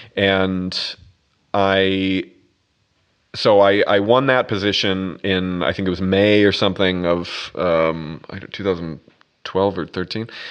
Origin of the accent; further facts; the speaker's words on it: Minnesota, United States; moved away as an adult; also born or lived in Boston / Brazil / Vancouver, Canada / Miami Beach; now in New York, United States; I grew up in a place called Minnesota